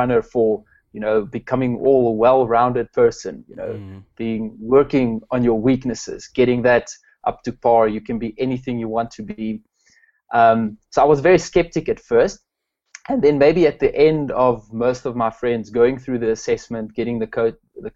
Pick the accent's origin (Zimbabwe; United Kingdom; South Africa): South Africa; Pretoria, Gauteng; now in Klerksdorp, South Africa; I'm from South Africa, a little town called Klerksdorp. Originally grew up in Pretoria